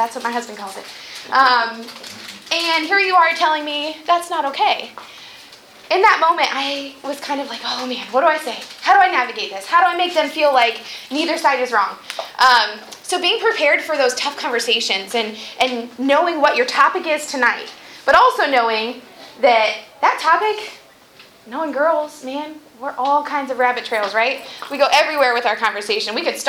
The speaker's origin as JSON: {"language": "English", "town": "Wadsworth", "region": "Ohio", "country": "United States", "said": "I'm from Wadsworth, Ohio."}